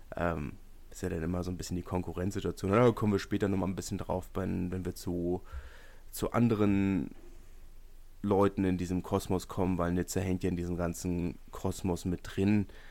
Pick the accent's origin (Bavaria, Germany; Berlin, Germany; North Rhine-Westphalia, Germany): Berlin, Germany; als Berliner